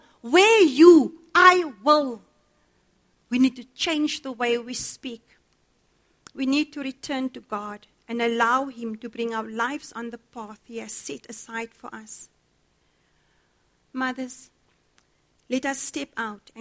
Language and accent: English; Cape Town, Western Cape, South Africa; I grew up in Cape Town